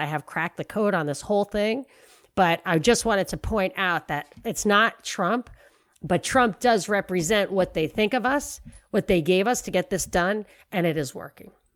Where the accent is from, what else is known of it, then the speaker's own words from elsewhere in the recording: New York City, New York, United States; moved away; I'm from New York.